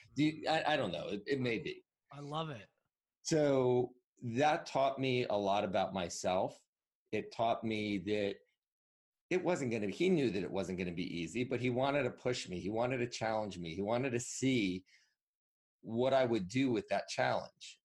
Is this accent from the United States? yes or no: yes; Northwest New Jersey, United States; I grew up in Northwest Jersey, so there were a lot of woods versus near the city